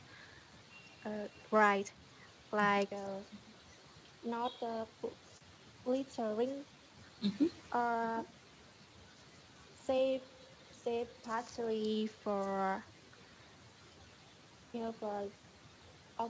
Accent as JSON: {"language": "English", "region": "Ninh Binh", "country": "Vietnam", "second_language": "English", "said": "I'm from Ninh Bình"}